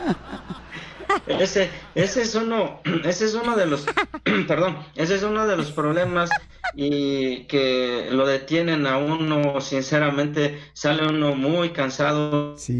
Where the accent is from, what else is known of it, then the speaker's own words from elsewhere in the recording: San Andrés Yaá, Oaxaca, Mexico; first language Zapotec; Spanish is a second language; now in United States; soy del estado de Oaxaca, de una comunidad indígena. Mi pueblo se llama San Andrés Yaá.